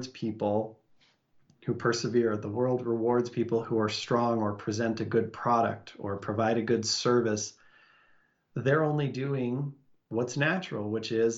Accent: Salt Lake City, Utah, United States; born or raised there

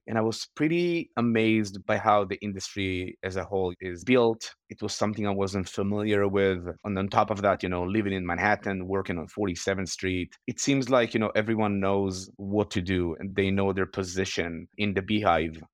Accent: Israel; moved away as an adult; also born or lived in Los Angeles; I was born and raised in Israel on a small farm

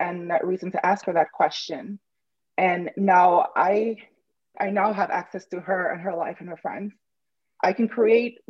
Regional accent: Dominica; now in New York, United States; I'm actually originally from the Caribbean, from an island called Dominica, not Dominican Republic, although that's beautiful too. But it's a very small island, and it used to be colonized by Britain, and we got independence in the 1970s. It's a very small island, and I was born in a very small village

